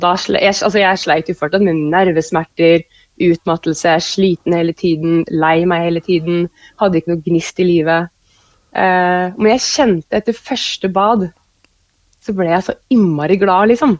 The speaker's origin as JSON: {"language": "Norwegian", "town": "Kløfta", "region": "Akershus", "country": "Norway", "tie": "born or raised there", "also_born_or_lived": "Oslo", "moved": "as an adult", "lives_now": "Oppdal, Norway", "said": "jeg har egentlig vokst opp eh, som sånn barneskole, ungdomsskoleår på, på Kløfta"}